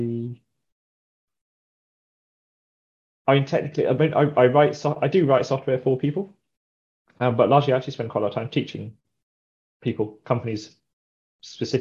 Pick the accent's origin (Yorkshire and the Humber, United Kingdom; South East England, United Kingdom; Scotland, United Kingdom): South East England, United Kingdom; Brighton; moved away as an adult; also born or lived in Cornwall; now in Devon, United Kingdom; I'm from Brighton. I'm Brighton born and bred.